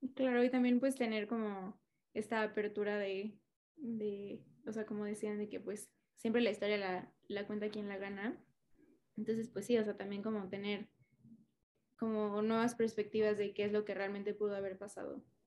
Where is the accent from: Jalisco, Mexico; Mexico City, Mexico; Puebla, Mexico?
Mexico City, Mexico; soy chilanga